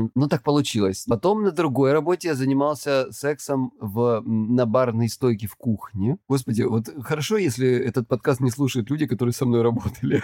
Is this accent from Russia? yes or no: yes; Krasnodar Krai, Russia; я с Кубани